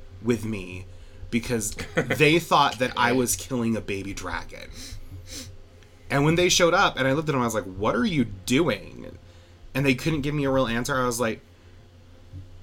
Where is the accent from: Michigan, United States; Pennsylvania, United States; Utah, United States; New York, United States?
Utah, United States; West Haven; I'm from West Haven. It's a quaint little town on the outskirts of Ogden.